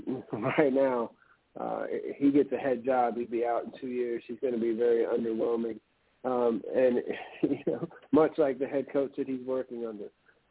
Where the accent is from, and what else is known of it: Louisiana, United States; born or raised there